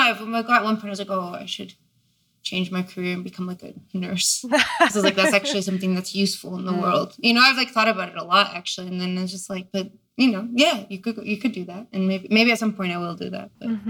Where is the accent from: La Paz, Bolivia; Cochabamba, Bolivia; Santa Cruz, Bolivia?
La Paz, Bolivia; also born or lived in Ithaca, United States; now in Philadelphia, United States; I was born in La Paz, Bolivia, but I grew up between La Paz and Ithaca, New York.